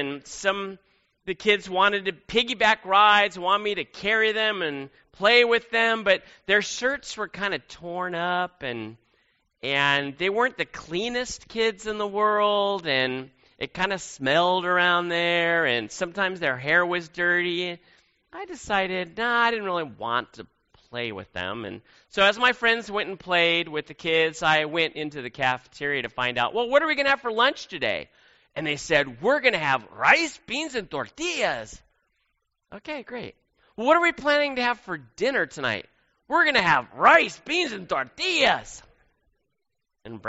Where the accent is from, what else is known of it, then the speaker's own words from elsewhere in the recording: Silicon Valley, California, United States; growing up in the Silicon Valley of California